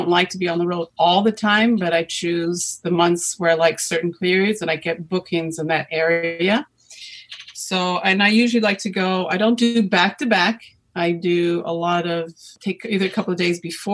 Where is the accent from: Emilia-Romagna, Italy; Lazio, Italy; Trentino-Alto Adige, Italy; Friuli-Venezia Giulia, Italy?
Lazio, Italy; Rome; also born or lived in United States; I was born actually in the States, but I was 11 years old. My parents moved to Italy, to Rome.